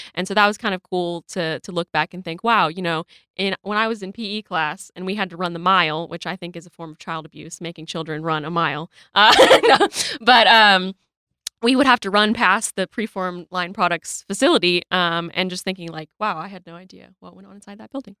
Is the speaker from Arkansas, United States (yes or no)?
yes; Rogers, Arkansas, United States; I am from Rogers